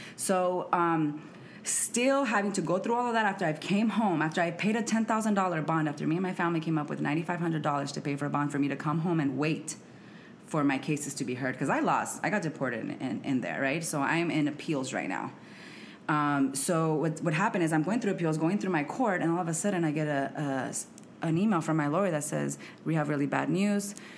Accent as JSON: {"language": "English", "country": "United States", "also_born_or_lived": "Mexico", "moved": "as an adult", "lives_now": "Washington, D.C., United States", "said": "I am mexicana, and I am from Arizona slash Santa Ana, California. So, I'm from the West Coast"}